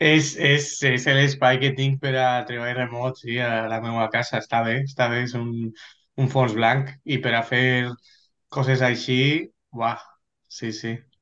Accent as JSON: {"language": "Catalan", "town": "Valencia", "region": "Valencian Community", "country": "Spain", "tie": "born or raised there", "also_born_or_lived": "London, United Kingdom", "moved": "as an adult", "lives_now": "United Kingdom", "said": "soc de València eh, i he nascut a València, he estudiat a València fins a l'universitat, que me'n vaig vindre a UK"}